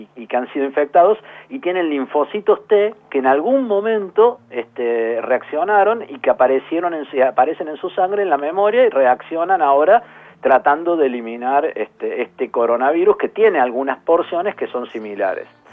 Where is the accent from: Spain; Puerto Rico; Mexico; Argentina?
Argentina; Córdoba; accent: tonada cordobesa; moved away as an adult; now in Buenos Aires, Argentina; me van a escuchar un poco la tonada, soy cordobés.